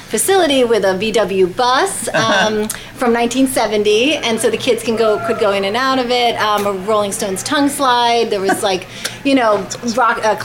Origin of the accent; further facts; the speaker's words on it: Oceanport, New Jersey, United States; also born or lived in Manhattan, New York; I grew up in Oceanport